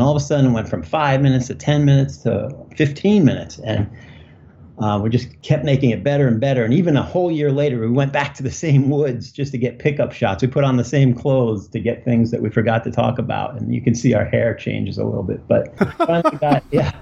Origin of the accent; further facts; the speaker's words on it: Cape Cod, Massachusetts, United States; moved away as an adult; now in Los Angeles, United States; I grew up on Cape Cod